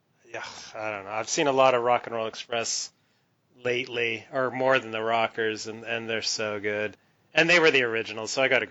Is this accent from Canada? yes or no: yes; Canada; I'm Canadian.